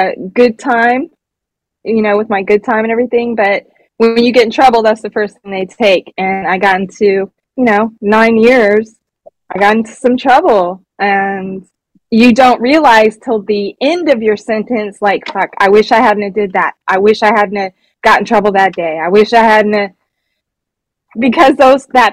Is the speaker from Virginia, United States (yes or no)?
no; Sacramento, California, United States; also born or lived in New York; I'm originally from Sacramento, California, which is where I live now